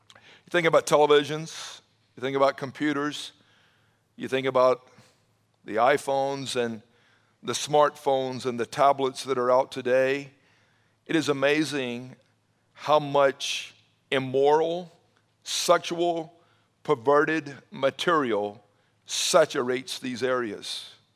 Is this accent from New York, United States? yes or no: no; Atlanta, Georgia, United States; growing up in the Atlanta area, uh, back in the seventies, I graduated high school in nineteen eighty